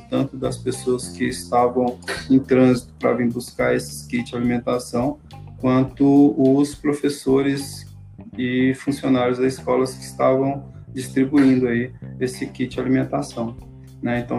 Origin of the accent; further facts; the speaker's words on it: Peixoto de Azevedo, Mato Grosso, Brazil; now in Alta Floresta, Brazil; na cidade de onde eu vim, que é Peixoto de Azevedo. É, estou morando aqui em Alta Floresta tem quatro anos.